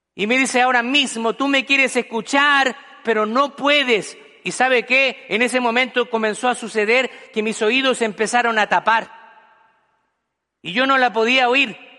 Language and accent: Spanish; Chile; moved away as an adult; en mi país natal, que es Chile